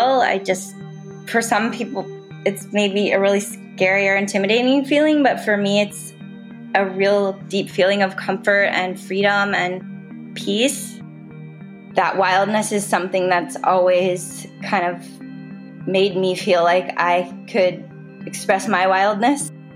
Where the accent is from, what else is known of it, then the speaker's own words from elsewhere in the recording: Southern California, United States; growing up in Southern California, we have sea lions and seals around all the time